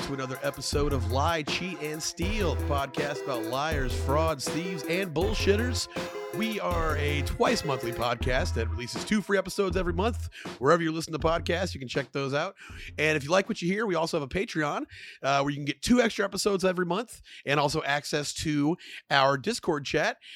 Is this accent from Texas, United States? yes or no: yes; Killeen, Texas, United States; moved away as an adult; now in Austin, United States; I grew up in Killeen, but I've been in Austin for a while